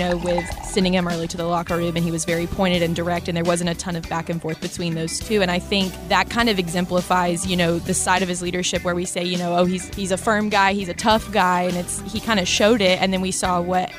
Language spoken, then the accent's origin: English; North Georgia Mountains, United States; moved away; I grew up in, I always say the North Georgia mountains. I was really in the valley, but it still gets pretty cold there.